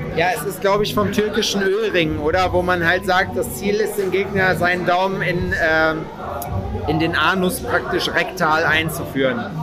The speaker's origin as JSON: {"language": "German", "country": "Germany", "said": "Mir als Westdeutscher"}